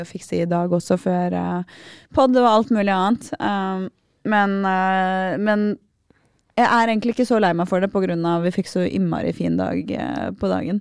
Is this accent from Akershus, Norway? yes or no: yes; Aurskog, Akershus, Norway; Vi, vi, er på Aurskog